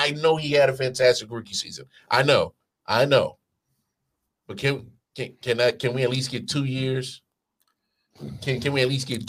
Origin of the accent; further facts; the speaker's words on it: Midwest, United States; I'm from